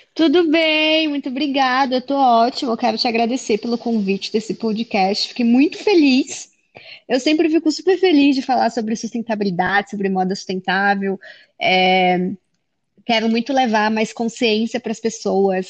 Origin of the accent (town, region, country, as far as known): Acre, Brazil; born or raised there; moved away as an adult; also born or lived in England; now in São Paulo, Brazil